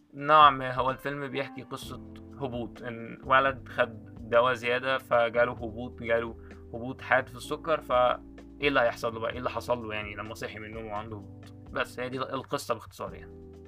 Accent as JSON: {"language": "Arabic", "country": "Egypt", "said": "ان انا مصري"}